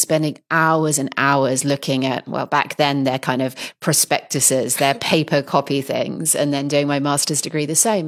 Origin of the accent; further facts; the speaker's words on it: Poole, South West England, United Kingdom; I come from the South Coast originally. And I remember as a kid, we used to go to visit the local pottery maker there.